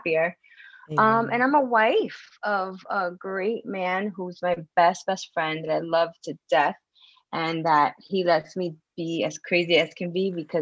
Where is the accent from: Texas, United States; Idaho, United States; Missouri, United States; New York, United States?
New York, United States; New York City; moved away; also born or lived in Florida; I'm from New York City, by the way, originally in Washington Heights.